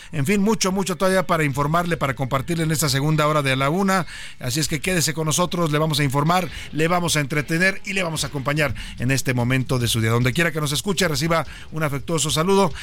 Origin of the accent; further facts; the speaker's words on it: Mexico; como muchos mexicanos